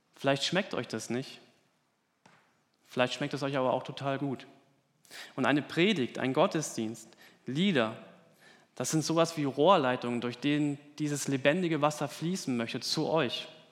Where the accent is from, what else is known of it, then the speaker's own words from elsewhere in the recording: Germany; bei uns in Deutschland